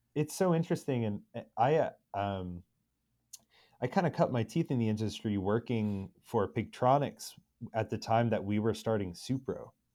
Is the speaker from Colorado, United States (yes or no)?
no; Long Island, Suffolk, New York, United States; now in Philadelphia, United States; I grew up on Long Island